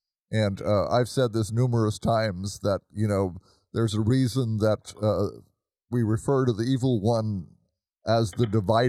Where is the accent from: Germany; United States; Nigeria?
Germany; moved away; I grew up in Germany and remember going to Mass there.